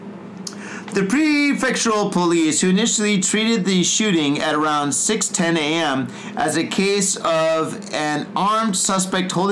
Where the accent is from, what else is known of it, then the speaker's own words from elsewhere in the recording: United States; now in Japan; we're from the States